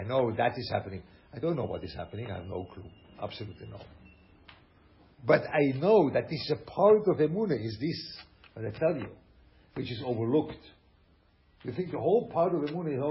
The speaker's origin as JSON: {"language": "English", "region": "Lucerne", "country": "Switzerland", "tie": "born or raised there", "second_language": "English", "moved": "yes", "said": "I'm from Schweiz, you know, Luzern."}